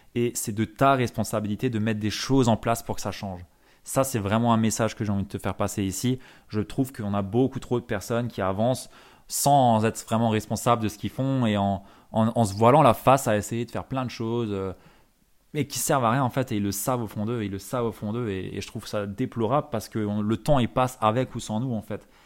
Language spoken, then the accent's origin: French; Alsace, Grand Est, France; en tant que bon Alsacien